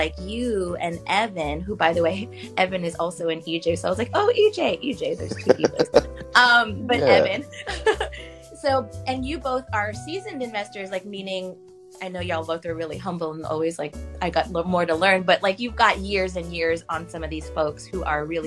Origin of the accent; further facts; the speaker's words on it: New York, United States; I'm from New York. I'm in New York right now.